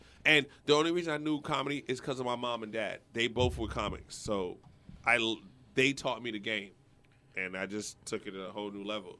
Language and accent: English; Irvington, New Jersey, United States; moved away as an adult; now in Orlando, United States; When I grew up in Jersey, they used to fuck up Haitians. Because we were Haitian